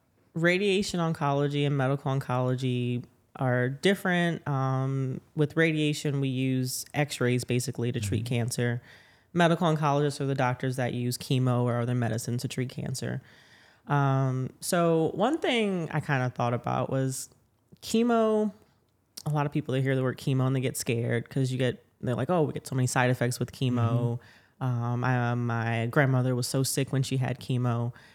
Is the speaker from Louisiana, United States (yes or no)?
yes; New Orleans, Louisiana, United States; Yeah, so I am from New Orleans, born and raised, and I'm a radiation oncologist here at a hospital system.